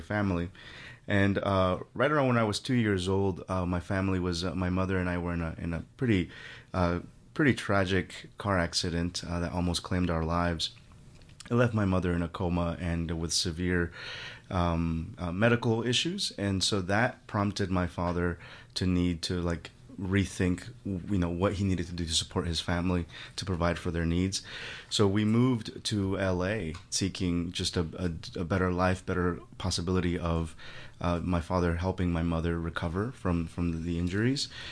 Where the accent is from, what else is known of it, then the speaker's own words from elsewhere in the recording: Guerrero, Mexico; moved away; I'm originally from Mexico. My family is from Mexico, from a very remote part of Mexico in the southwestern curve of the, of the country, I call it. The state is Guerrero